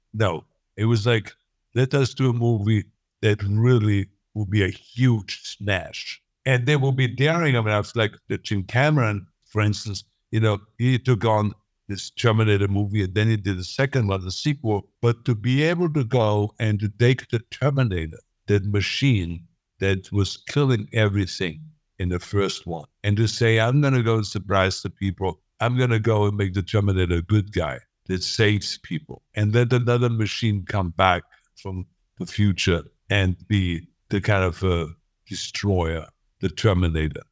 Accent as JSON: {"language": "English", "country": "Austria", "moved": "as an adult", "lives_now": "United States", "said": "I don't feel like I'm really Austrian"}